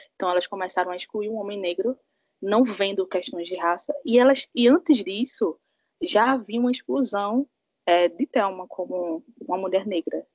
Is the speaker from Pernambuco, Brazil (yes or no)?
yes; Pernambuco, Brazil; eu sou aqui de Pernambuco